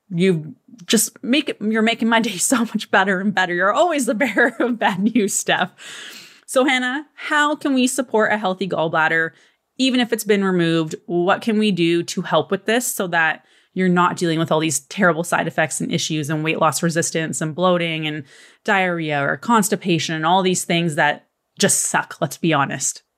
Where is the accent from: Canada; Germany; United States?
Canada; I'm Canadian